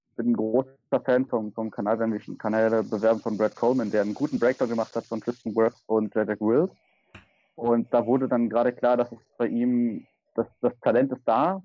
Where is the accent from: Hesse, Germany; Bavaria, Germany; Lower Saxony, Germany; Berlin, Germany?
Berlin, Germany; komme aus Berlin und wohne in Berlin